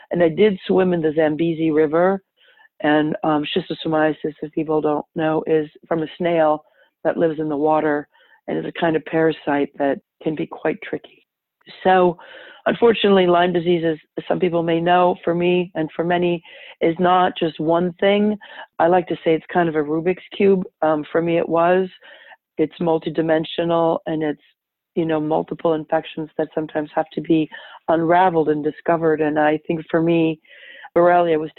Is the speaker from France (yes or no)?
yes; Paris, Île-de-France, France; now in Los Angeles, United States; I live in Los Angeles, California. I was born and raised in Paris, France, so um, pretty far away from where I live.